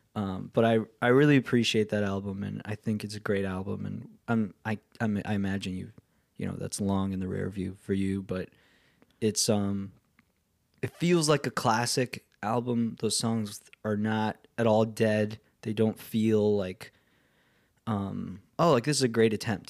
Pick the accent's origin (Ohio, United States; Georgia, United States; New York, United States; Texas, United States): New York, United States; the Catskills; I grew up in the Catskills